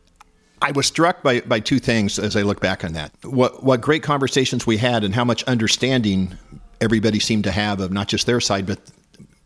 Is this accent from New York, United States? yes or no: no; Corning, California, United States; also born or lived in San Francisco Bay Area, California; I grew up locally near Corning, fifth generation sheep ranch